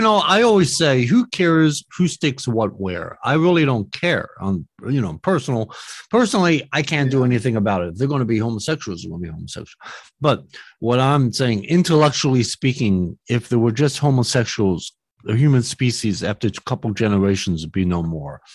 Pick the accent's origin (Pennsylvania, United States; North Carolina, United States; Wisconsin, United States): Pennsylvania, United States; Philadelphia; I was born in Philly